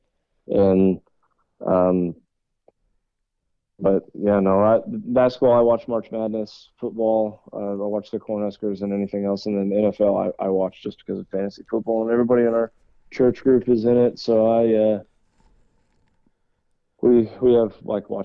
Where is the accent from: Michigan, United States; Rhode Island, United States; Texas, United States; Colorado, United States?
Texas, United States; also born or lived in Nebraska; We moved to Texas when I was really young